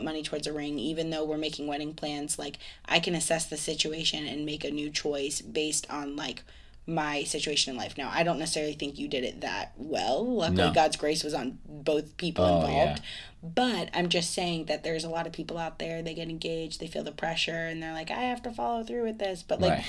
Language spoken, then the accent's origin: English; Ireland; It makes sense. I'm Irish. It's gonna add up.